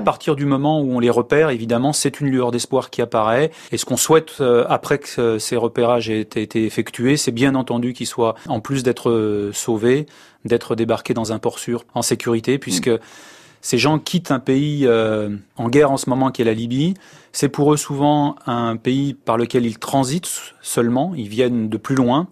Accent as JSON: {"language": "French", "country": "France", "tie": "born or raised there", "said": "Si je suis né en France"}